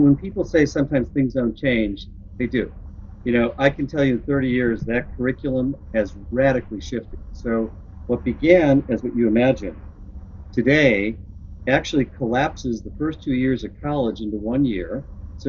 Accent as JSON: {"language": "English", "town": "Chicago", "region": "Illinois", "country": "United States", "tie": "born or raised there", "also_born_or_lived": "Arizona / Seattle / West Coast / the South", "moved": "as an adult", "said": "I grew up in Chicago"}